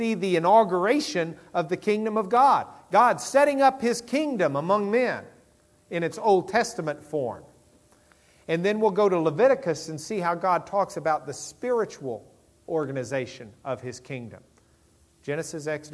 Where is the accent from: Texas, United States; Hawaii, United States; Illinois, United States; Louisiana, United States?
Texas, United States; Lubbock; I'm from Lubbock